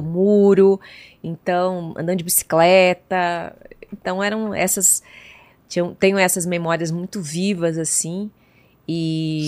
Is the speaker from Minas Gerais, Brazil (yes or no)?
no; João Pessoa, Paraíba, Brazil; nasci em João Pessoa, capital da Paraíba